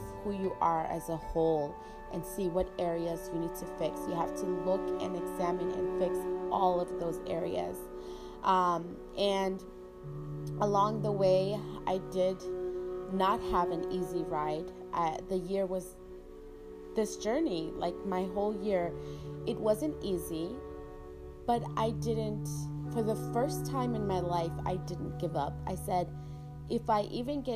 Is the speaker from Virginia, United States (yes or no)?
yes; Virginia, United States; moved away; my hometown, Virginia